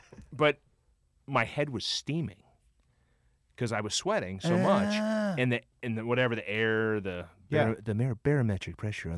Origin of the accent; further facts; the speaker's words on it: Cincinnati, Ohio, United States; And Aaron Cook and I played when we were growing up in Cincinnati.